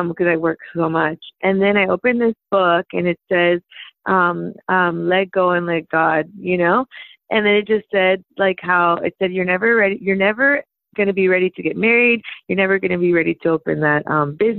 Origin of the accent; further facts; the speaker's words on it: Compton, California, United States; also born or lived in Downey; people that grew up in Compton like me